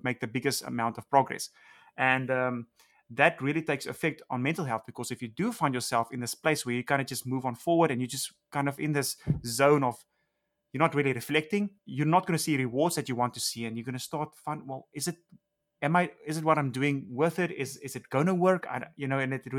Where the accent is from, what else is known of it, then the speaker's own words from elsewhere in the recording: South Africa; moved away as an adult; now in Los Angeles, United States; growing up in South Africa.